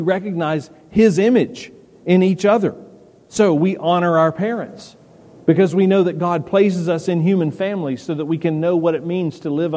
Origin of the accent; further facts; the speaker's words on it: the South, United States; we grew up in the South